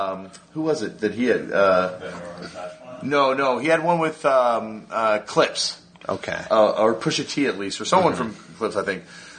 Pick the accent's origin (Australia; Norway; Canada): Canada; As a Canadian, changed the game